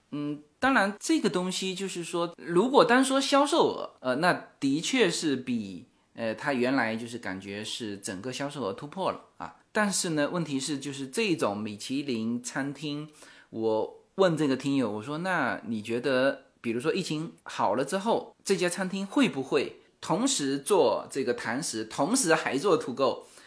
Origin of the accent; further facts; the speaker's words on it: China; 我们中国人特别讲究